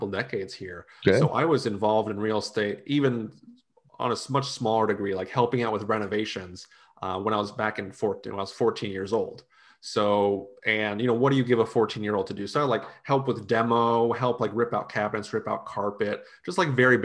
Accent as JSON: {"language": "English", "country": "United States", "tie": "born or raised there", "also_born_or_lived": "Utah", "lives_now": "Gainesville, United States", "said": "family and heritage is from Slovakia, so Eastern Europe. I was born here."}